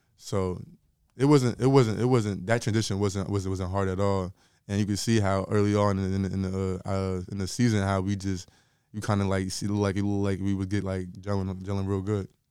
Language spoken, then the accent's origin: English; Linden, New Jersey, United States; I'm from Linden originally, but I didn't go to, like, Linden High School.